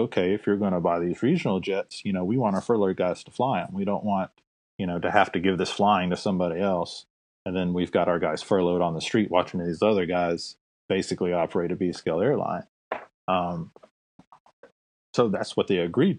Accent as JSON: {"language": "English", "region": "North Mississippi", "country": "United States", "said": "I'm from North Mississippi."}